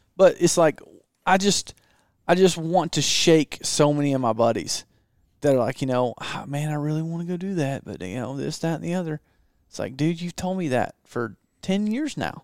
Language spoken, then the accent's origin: English; Southeast, United States; moved away; I grew up in the Southeast